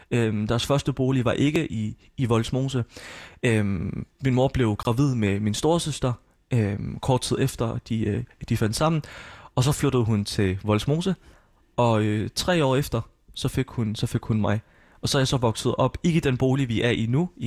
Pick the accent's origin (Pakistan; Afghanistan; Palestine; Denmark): Palestine; at jeg er fra Palæstina, jeg er palæstinenser.